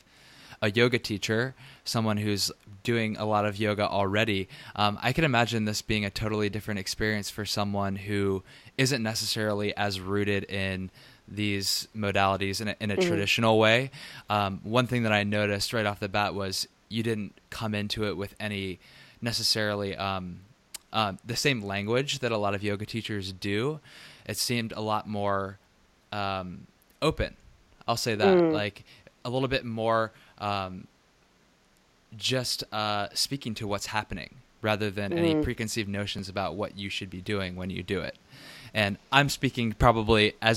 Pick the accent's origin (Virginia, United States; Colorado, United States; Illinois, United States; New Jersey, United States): Virginia, United States; Richmond; moved away; also born or lived in Manhattan; Richmond, Virginia, my hometown